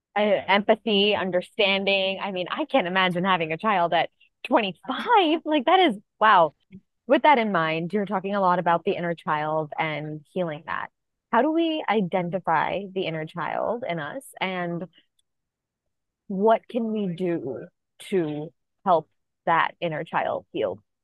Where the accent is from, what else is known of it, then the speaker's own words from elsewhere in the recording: New York City, New York, United States; as a New Yorker